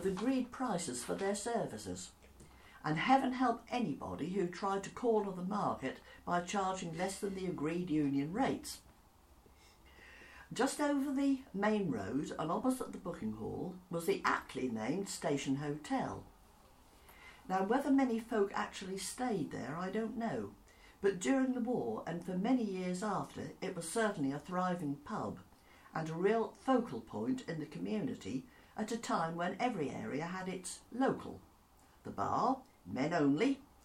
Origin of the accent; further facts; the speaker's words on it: Gorleston, East of England, United Kingdom; when we were growing up in Goulston, just off what was then the main road to Lowestoft